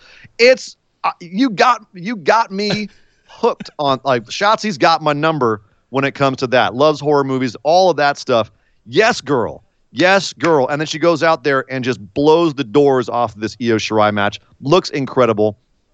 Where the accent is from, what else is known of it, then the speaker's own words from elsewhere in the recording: Oakland, California, United States; the Bay Area, right in my hometown.